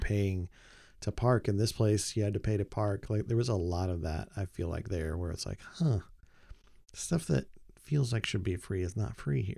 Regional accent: Oklahoma, United States; moved away; also born or lived in Texas; growing up in Oklahoma, living a long time in Texas

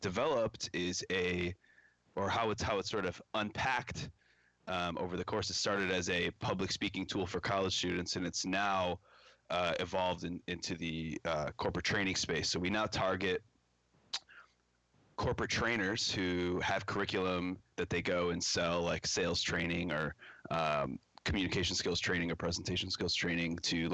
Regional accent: Chicago, Illinois, United States; I'm based out of Chicago, Illinois, born and raised in the Chicagoland area

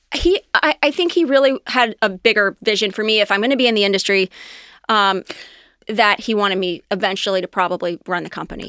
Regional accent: Anderson Township, Ohio, United States; also born or lived in Loveland; I grew up in Anderson Township, um, pretty much born and raised

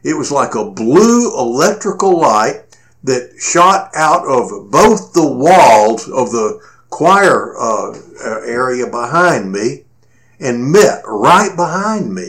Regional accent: Cleveland, Texas, United States; my hometown of Cleveland, Texas

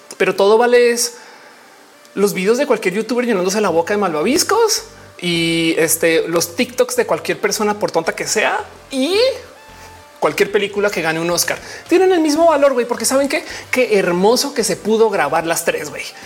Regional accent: Mexico; yo no nací en México, pero, pues, de México soy

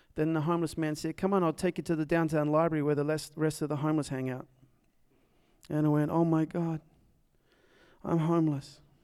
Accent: Nashville, Tennessee, United States; also born or lived in Dallas, Texas; As you can probably tell from my accent, I am from south of here on Nolansville Road.

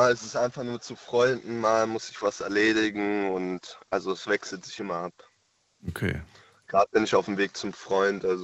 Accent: Frankfurt, Hesse, Germany; Äh, aus Frankfurt.

